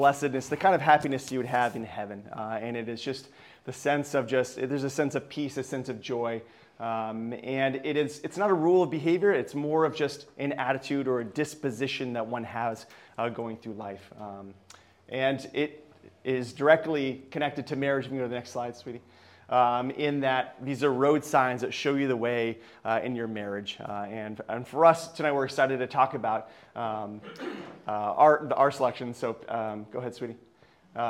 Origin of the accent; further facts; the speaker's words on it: Vermont, United States; moved away; also born or lived in Lemoore, California; I grew up in Vermont